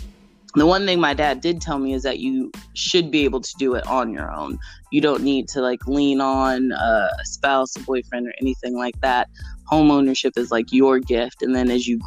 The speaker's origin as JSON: {"language": "English", "town": "Charlotte", "region": "North Carolina", "country": "United States", "tie": "born or raised there", "also_born_or_lived": "Seattle / New York", "moved": "as an adult", "lives_now": "Greensboro, United States", "said": "I was born and raised in Charlotte, so I always feel like Charlotte is going to be my home."}